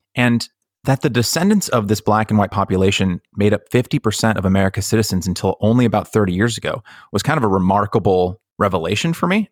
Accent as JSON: {"language": "English", "region": "Northern California", "country": "United States", "tie": "born or raised there", "also_born_or_lived": "Los Angeles", "said": "growing up in Northern California"}